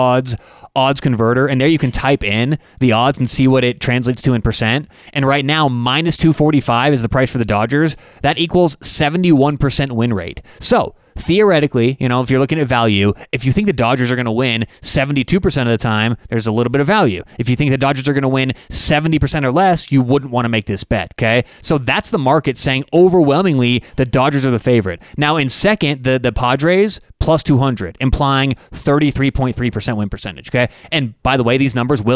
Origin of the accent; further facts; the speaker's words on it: Colorado, United States; we are from Colorado